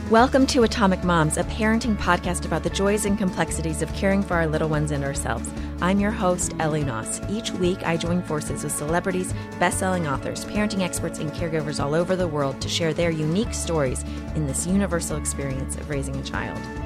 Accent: Texas, United States; moved away as an adult; also born or lived in Massachusetts; I grew up in Texas

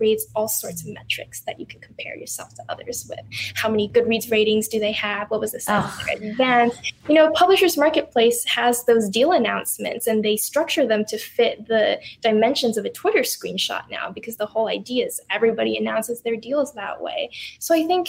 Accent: United States; I'm Chinese American.

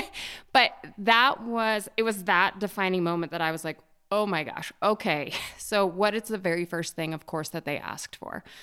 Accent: Jackson Hole, Wyoming, United States; also born or lived in Bozeman, Montana; I'm from Jackson Hole, Wyoming. It's actually a little town north of Jackson Hole, just at the south entrance to Yellowstone. So I grew up, you know, very small environment in the West

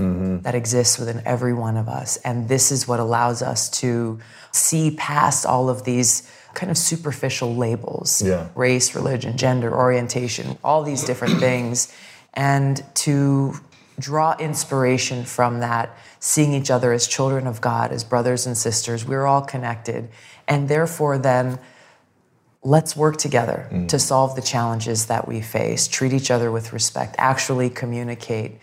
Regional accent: Hawaii, United States; growing up in Hawaii, this is where I go back to with my roots

